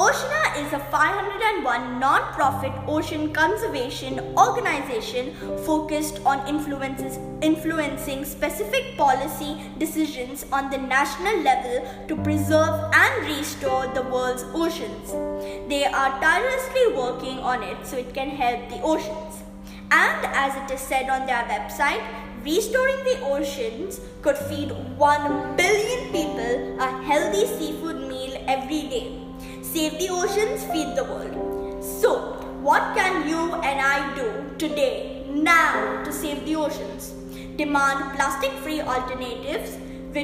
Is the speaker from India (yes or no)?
yes; India; now in Dubai, United Arab Emirates; I'm a student of Dubai Scholars and I'm an Indian